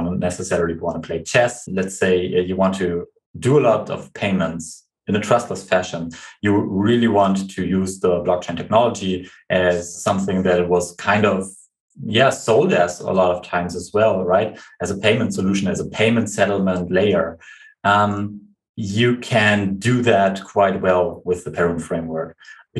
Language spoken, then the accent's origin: English; Germany; we are from Germany